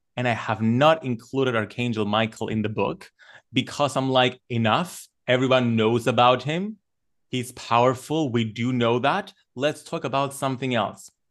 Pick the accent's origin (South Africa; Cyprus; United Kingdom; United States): Cyprus; while I was growing up in Cyprus